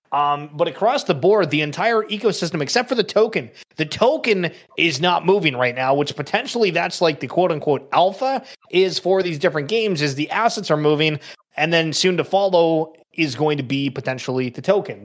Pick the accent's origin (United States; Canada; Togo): Canada; I'm Canadian